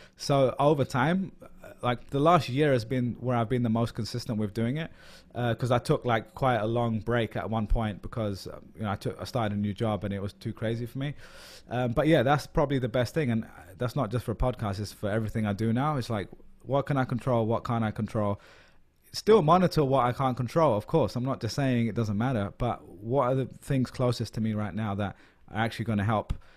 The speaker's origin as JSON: {"language": "English", "region": "London", "country": "United Kingdom", "moved": "as an adult", "lives_now": "New York, United States", "said": "I'm a Londoner"}